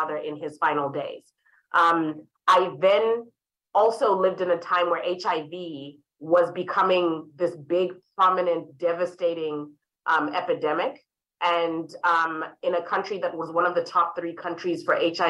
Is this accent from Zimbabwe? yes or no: yes; Harare, Zimbabwe; moved away; I was raised in Harare, Zimbabwe